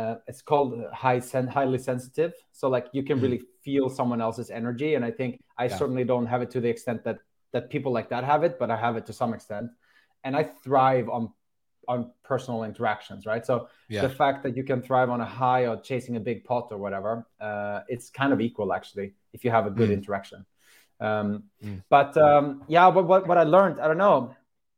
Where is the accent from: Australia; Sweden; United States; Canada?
Sweden; moved away as an adult; also born or lived in Netherlands; I was living with my friends at home in Sweden